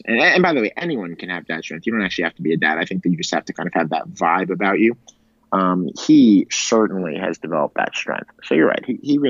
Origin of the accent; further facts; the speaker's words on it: Pittsburgh, Pennsylvania, United States; moved away; also born or lived in Maryland; I'm from Pittsburgh. So I tell people that I'm from Pittsburgh